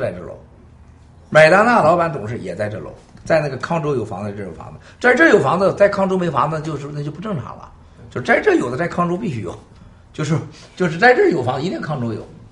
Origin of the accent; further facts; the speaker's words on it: Shandong, China; moved away as an adult; now in New York, United States; 我老家我就这地方长大